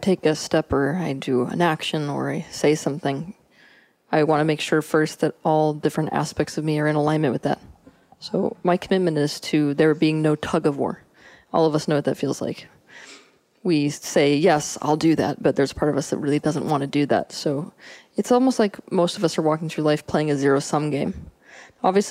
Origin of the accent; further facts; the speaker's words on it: Santa Fe, New Mexico, United States; I was born in Santa Fe, New Mexico